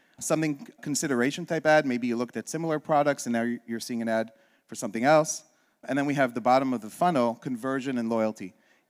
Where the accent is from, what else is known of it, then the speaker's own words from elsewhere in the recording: Israel; born there; I was born in Israel.